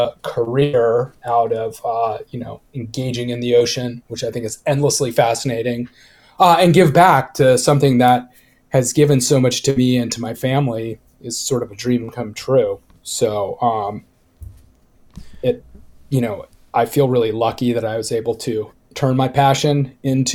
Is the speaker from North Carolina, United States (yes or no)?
no; Laguna Beach, California, United States; I grew up in Southern California in Laguna Beach, which is actually where I am now, and I left and came back